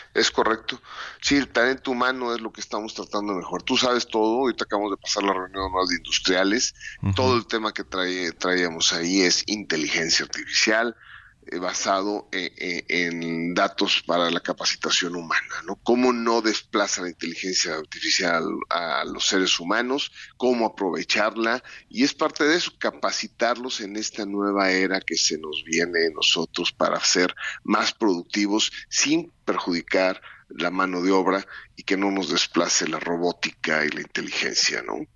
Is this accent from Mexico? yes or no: yes; Mexico; somos industriales mexicanos